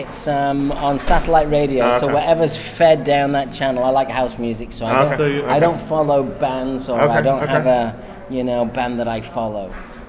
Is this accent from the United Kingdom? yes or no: yes; Manchester, North West England, United Kingdom; moved away as an adult; also born or lived in London / New York; Growing up in Manchester, it's a music town.